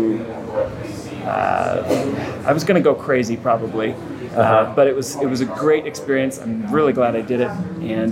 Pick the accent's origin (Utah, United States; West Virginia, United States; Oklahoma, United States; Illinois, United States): Utah, United States; Orem; I'm from Utah Valley in Utah, the state of Utah, and I've lived there most of my life